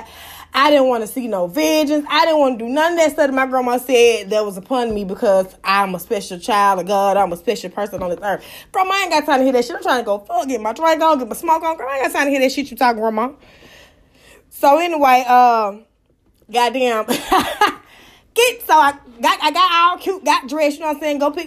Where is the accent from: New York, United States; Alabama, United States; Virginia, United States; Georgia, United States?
Georgia, United States; Atlanta; I'm from Atlanta, Georgia